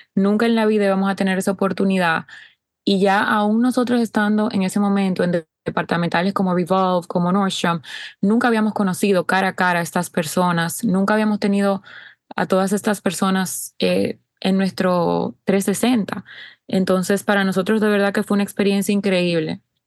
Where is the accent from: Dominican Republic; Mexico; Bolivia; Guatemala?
Dominican Republic; República Dominicana, de donde soy